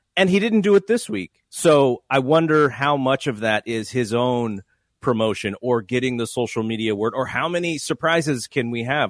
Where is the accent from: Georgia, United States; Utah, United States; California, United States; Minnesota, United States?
California, United States; Santa Clara; my hometown